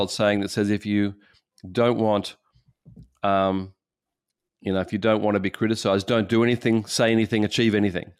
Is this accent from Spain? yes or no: no; Australia; as an Australian